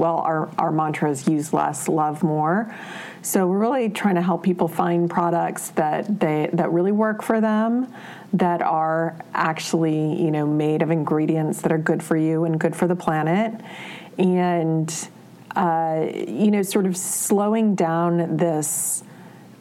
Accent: Honolulu, Hawaii, United States; moved away as an adult; I grew up in Honolulu, Hawaii

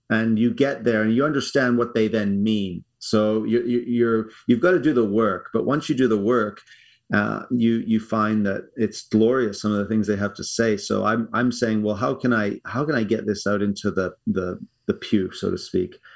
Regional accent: South Africa; now in Canada; We moved from South Africa in 1988 okay. to uh, Canada

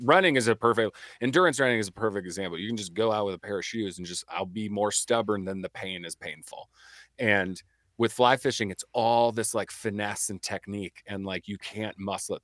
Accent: Midwest, United States; growing up in the Midwest, right, like, as a pool rat in the summer

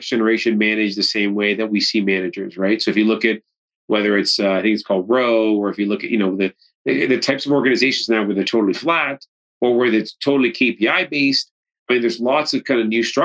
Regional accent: Canada; I'm Canadian

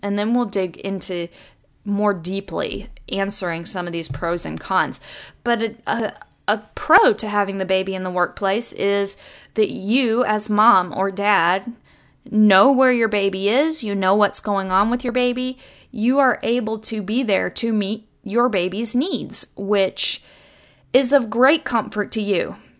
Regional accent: United States; I'm an American

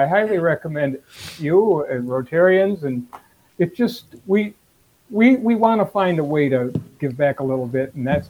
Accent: Minneapolis, Minnesota, United States; also born or lived in Moorhead / Fridley; now in Minnetonka, United States; Born and raised in Minneapolis. I went to school in Morehead State. A little while in Fridley, now we're in Minnetonka.

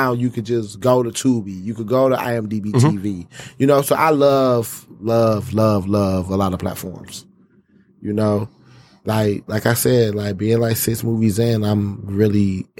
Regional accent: New York, United States; now in Detroit, United States; And my mother is Jamaican and Panamanian. And I was born in New York. So, you know, when I got here, I still have a home in New York. I'm still there a lot.

